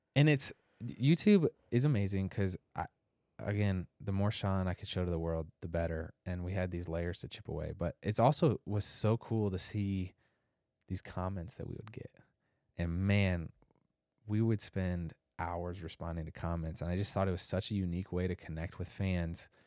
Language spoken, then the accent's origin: English; Indianapolis, Indiana, United States; I grew up in Indianapolis